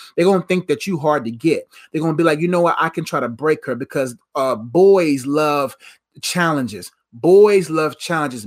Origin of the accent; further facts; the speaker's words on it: Nigeria; I'm Nigerian